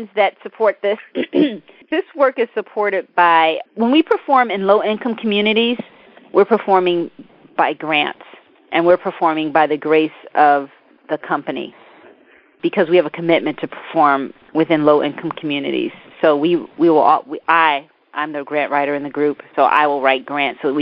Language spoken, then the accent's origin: English; New York City, New York, United States; also born or lived in Mississippi; my experience growing up in the Bronx, in South Bronx, growing up in foster care